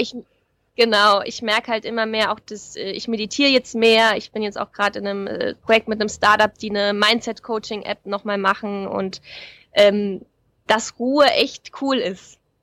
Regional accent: Saarland, Germany; moved away; also born or lived in Black Forest / Hamburg; ich komme aus dem Saarland

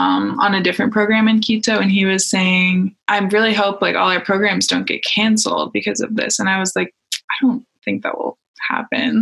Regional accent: State College, Pennsylvania, United States; I'm from State College, Pennsylvania

